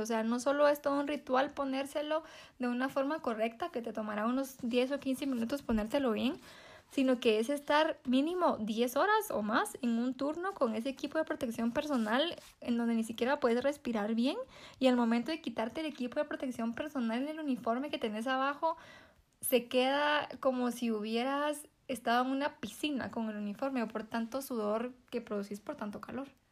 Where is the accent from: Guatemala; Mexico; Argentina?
Guatemala; nosotros como guatemaltecos